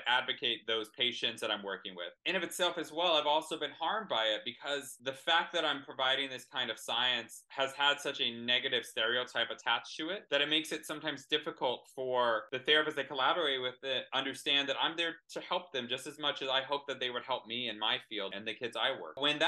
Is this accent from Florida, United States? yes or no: no; Texas, United States; I'm from Texas